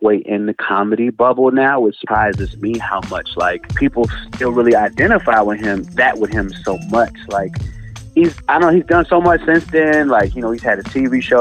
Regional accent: Chicago, Illinois, United States; now in Los Angeles, United States; I've born and raised in the Chi

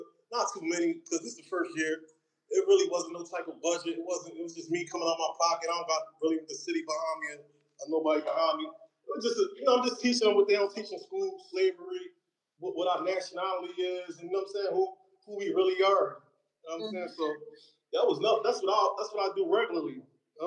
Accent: Philadelphia, Pennsylvania, United States; I'm from Philly.

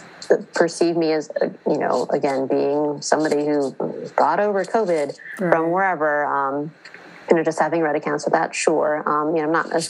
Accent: United States; first language English; I was born and raised in the United States. I only speak English

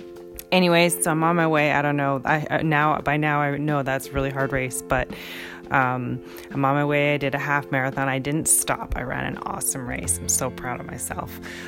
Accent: Canada; now in Seattle, United States; I was born in Canada. I'm a Canadian person.

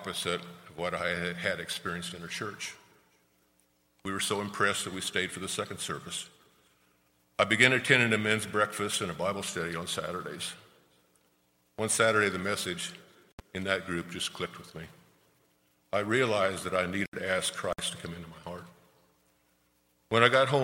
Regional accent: Ness City, Kansas, United States; I grew up in Ness City. It's a small town in western Kansas

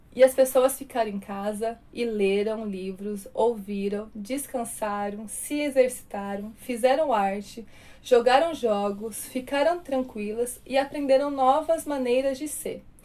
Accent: Brazil; Nós somos brasileiros

